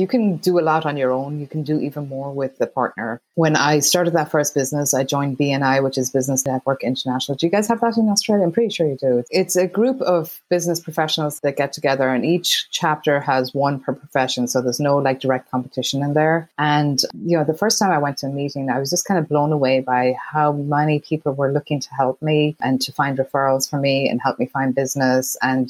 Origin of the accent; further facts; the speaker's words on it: Ireland; moved away as an adult; now in United States; So I grew up in Ireland, went to college in Ireland